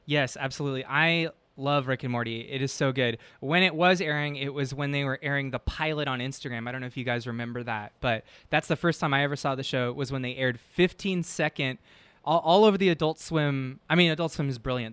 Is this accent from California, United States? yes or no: yes; San Francisco, California, United States; moved away as an adult; now in Los Angeles, United States; I'm from San Francisco initially